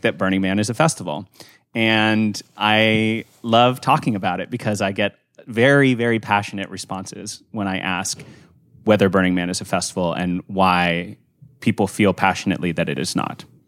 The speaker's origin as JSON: {"language": "English", "town": "Santa Fe", "region": "New Mexico", "country": "United States", "tie": "born or raised there", "said": "I was born and raised in Santa Fe"}